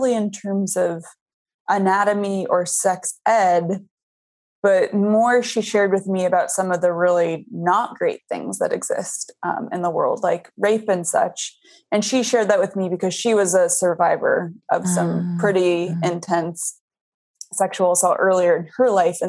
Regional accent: Boulder, Colorado, United States; I grew up in Boulder, Colorado, which is kind of a liberal mecca

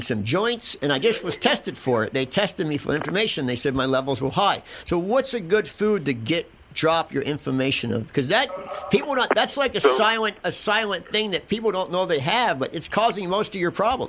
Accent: Philadelphia, Pennsylvania, United States; I'm an Italian from Philadelphia

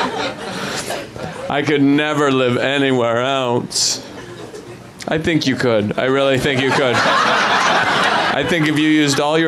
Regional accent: Idaho, United States; I'm from Idaho

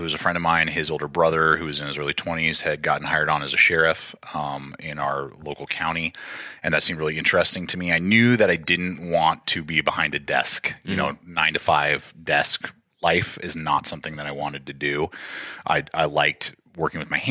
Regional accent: Denver, Colorado, United States; moved away as an adult; also born or lived in San Diego, California; I was born in San Diego, and then my dad moved us as a family. His job transferred out to Denver, Colorado when I was 9. Mm-hmm. And so I've spent now almost 25 years in Denver up until the last 2 weeks

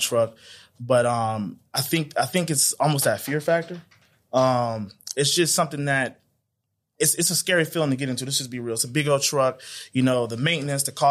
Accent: Atlanta, Georgia, United States; also born or lived in Decatur, Georgia / North Carolina; I'm from Atlanta, from Clayton County.

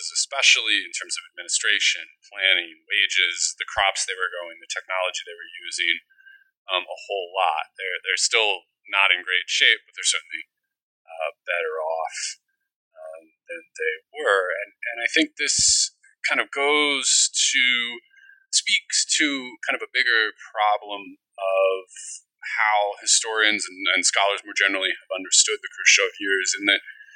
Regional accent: Midwest, United States; now in Rhode Island, United States; growing up in the Midwest

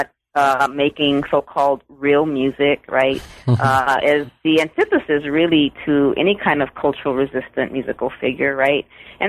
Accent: San Antonio, Texas, United States; you know, I grew up in San Antonio, so … was everywhere, right?

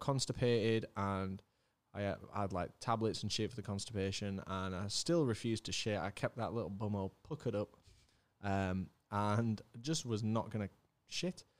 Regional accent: Leeds, Yorkshire and the Humber, United Kingdom; also born or lived in Germany; I came back from, uh, came back from Germany, started at Beeston Primary down the road

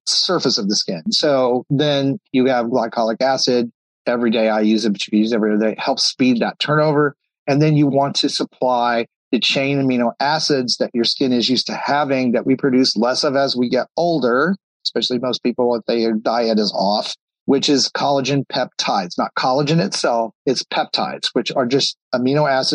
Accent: Texas, United States; moved away; I grew up in Texas.

